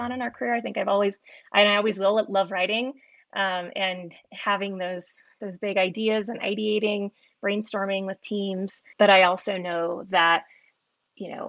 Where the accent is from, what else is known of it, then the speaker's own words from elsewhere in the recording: the Bay Area, Silicon Valley, California, United States; I grew up in the Bay Area, Silicon Valley